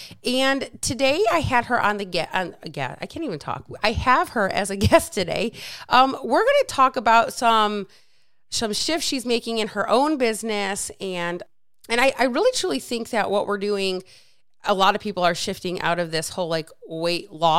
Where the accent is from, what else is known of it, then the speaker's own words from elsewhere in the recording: Michigan, United States; I'm from Michigan, so we just hate Ohio.